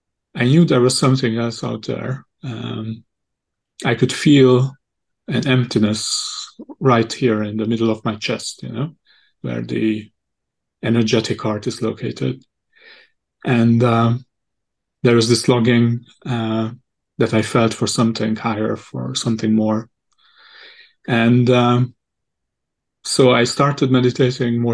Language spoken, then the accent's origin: English; Hungary; also born or lived in Chennai, India; I'm actually from Hungary originally.